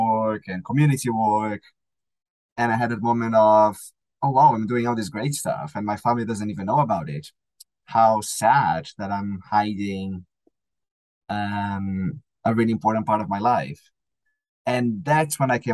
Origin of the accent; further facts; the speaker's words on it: Brazil; also born or lived in United States; I moved from Brazil to the States for a short period of time to do some sort of like an internship